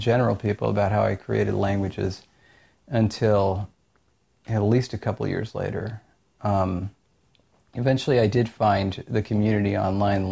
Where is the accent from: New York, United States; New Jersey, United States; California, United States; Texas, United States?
California, United States; Orange County; I'm from Orange County